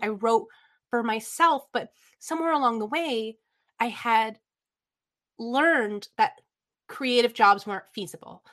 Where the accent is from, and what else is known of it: Lansdowne, Ontario, Canada; born or raised there; also born or lived in Toronto, Ontario, Canada